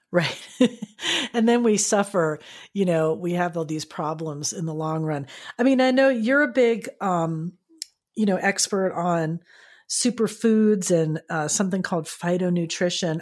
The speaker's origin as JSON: {"language": "English", "region": "Florida", "country": "United States", "tie": "born or raised there", "said": "growing up in Florida"}